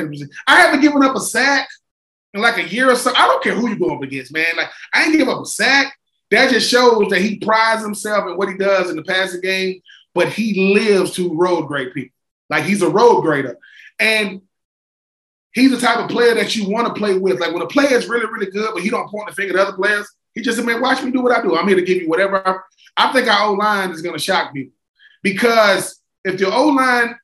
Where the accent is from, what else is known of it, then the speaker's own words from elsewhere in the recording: Swainsboro, Georgia, United States; I'm from Swainsboro, Georgia, and I played against a guy named Titus Peoples. We grew up together.